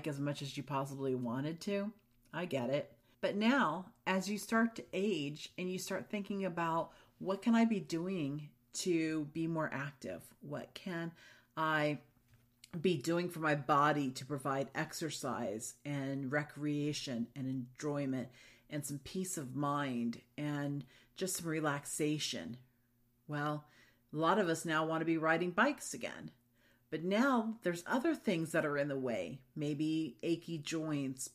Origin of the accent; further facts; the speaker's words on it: Florida, United States; I grew up in Florida.